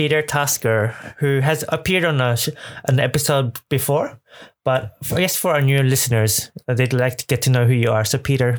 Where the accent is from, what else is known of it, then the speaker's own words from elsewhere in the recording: Australia; moved away as an adult; now in Japan; I'm originally from Australia, moved to Japan about 14 years ago